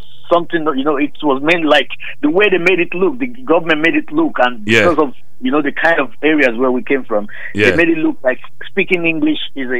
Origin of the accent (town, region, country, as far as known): Oyo, Nigeria; born or raised there; moved away